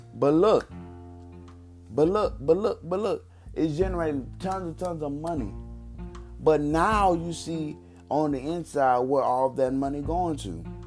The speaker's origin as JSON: {"language": "English", "region": "Texas", "country": "United States", "said": "I'm from Texas"}